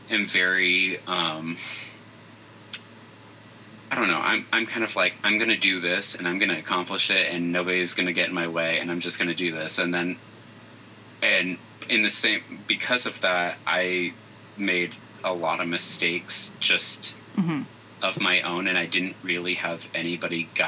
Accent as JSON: {"language": "English", "town": "Phoenix", "region": "Arizona", "country": "United States", "tie": "born or raised there", "said": "so uh, I'm from Phoenix, Arizona."}